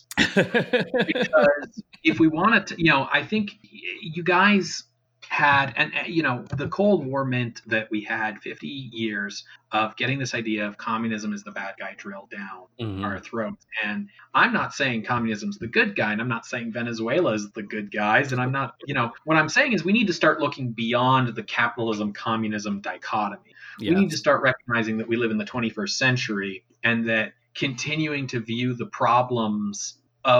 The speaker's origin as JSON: {"language": "English", "country": "Canada", "tie": "born or raised there", "said": "speaking as a Canadian, maybe that's slightly easier because I grew up in a, you know, conservative right-wing province that still always had socialized healthcare"}